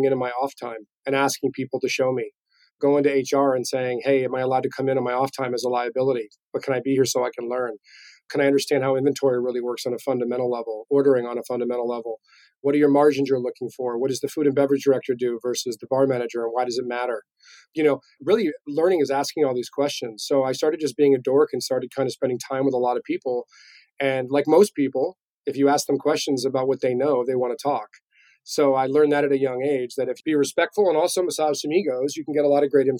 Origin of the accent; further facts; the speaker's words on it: Florida, United States; moved away as an adult; also born or lived in New York; I grew up in Florida, did all the chain restaurants